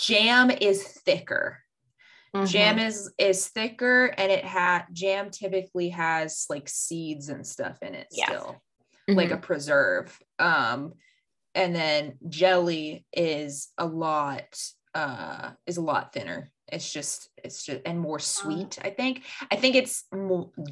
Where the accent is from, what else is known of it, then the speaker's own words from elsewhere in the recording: Georgia, United States; accent: Southern; also born or lived in California; I've grown up in Georgia